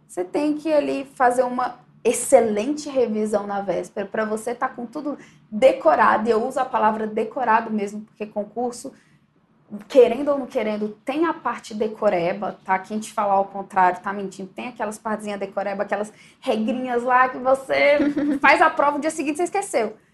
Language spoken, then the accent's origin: Portuguese; Brasília, Federal District, Brazil; E eu sempre fui de Brasília, eu sou de Brasília